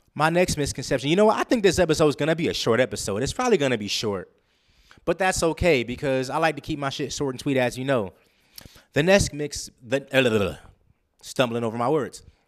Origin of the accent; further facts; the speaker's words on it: Los Angeles, California, United States; moved away; I'm from Los Angeles, California